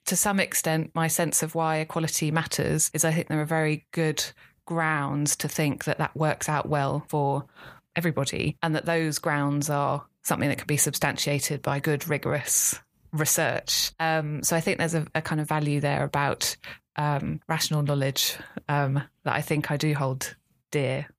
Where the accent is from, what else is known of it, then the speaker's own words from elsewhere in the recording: London, United Kingdom; I grew up in North London, in Islington